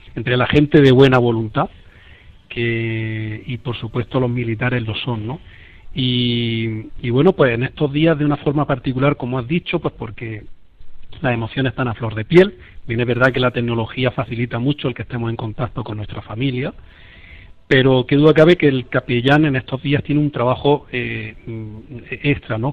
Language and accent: Spanish; Guadix, Andalusia, Spain; moved away as an adult; also born or lived in Las Palmas; now in Lebanon; mis padres que están en Guadix, en mi pueblo